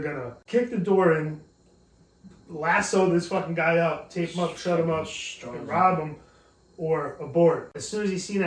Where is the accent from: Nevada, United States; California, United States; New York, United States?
New York, United States; Tarrytown; I'm from Tarrytown